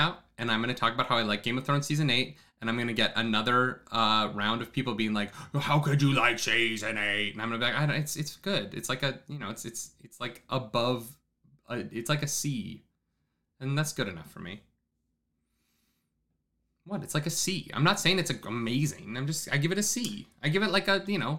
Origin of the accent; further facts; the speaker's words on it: Alberta, Canada; we're both from Alberta